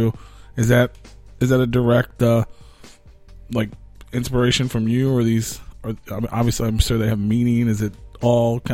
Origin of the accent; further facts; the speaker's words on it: United States; I'm totally American